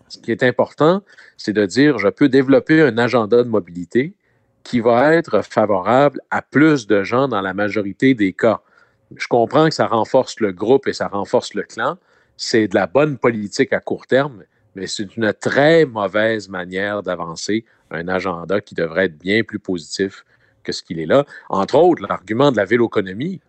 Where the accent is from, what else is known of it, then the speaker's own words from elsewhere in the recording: Saguenay, Quebec, Canada; dans mon coin de pays Hmm? à Chicoutimi